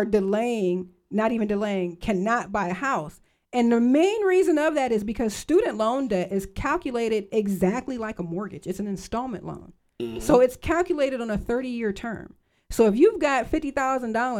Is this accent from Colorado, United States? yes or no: no; Lorain County, Ohio, United States; I'm from Lorain County, and we had a Ford plant, we had a GM plant, we had the steel mill